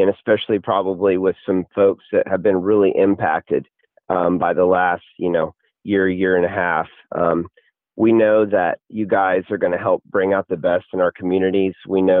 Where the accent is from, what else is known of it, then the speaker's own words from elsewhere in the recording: College Station, Texas, United States; I grew up in Bryan College Station, home of Texas A&M